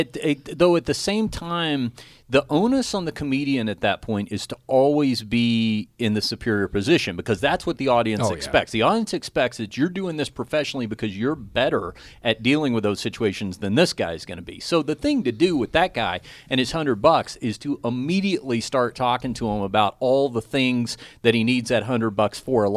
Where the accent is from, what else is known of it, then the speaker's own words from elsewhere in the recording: Dallas, Texas, United States; now in Las Vegas, United States; I'm from Dallas originally, and so we moved to Vegas